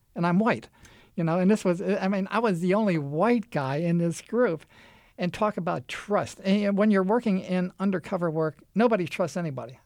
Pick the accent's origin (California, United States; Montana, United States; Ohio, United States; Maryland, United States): Maryland, United States; Anne Arundel County; also born or lived in Baltimore; now in Dalmatia, United States; I was born in Anne Arundel County, the southern county of Baltimore City, where the Naval Academy is located